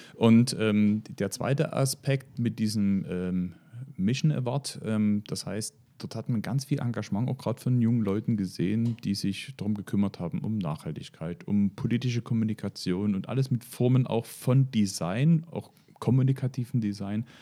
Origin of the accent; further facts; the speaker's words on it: Moritzburg, Saxony, Germany; weil es mein Heimatort ist